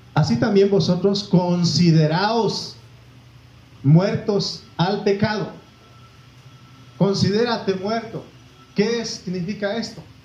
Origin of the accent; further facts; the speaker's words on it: Oaxaca, Mexico; moved away; yo crecí ahí, nací